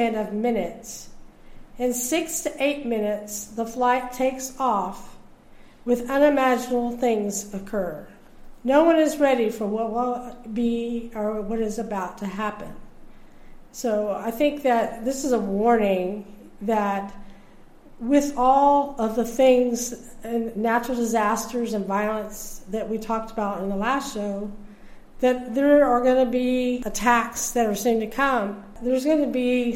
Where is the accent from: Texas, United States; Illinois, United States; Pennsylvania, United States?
Texas, United States; I'm from Texas